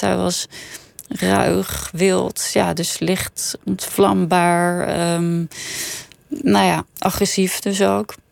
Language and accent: Dutch; Netherlands; born or raised there; also born or lived in Copenhagen, Denmark / Sweden / Scheveningen, Netherlands